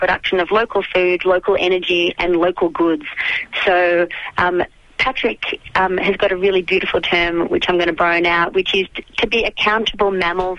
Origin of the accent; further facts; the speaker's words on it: Melbourne, Victoria, Australia; moved away as an adult; now in Daylesford, Australia; I grew up in Melbourne